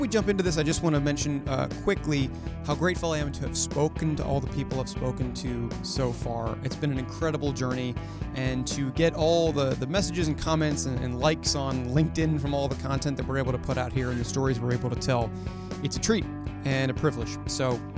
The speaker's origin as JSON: {"language": "English", "town": "Baltimore", "region": "Maryland", "country": "United States", "said": "I'm from Baltimore"}